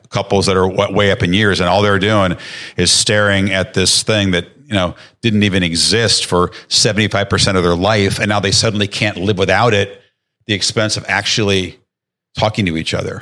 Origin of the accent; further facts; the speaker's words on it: outside of Chicago, Illinois, United States; I grew up outside of Chicago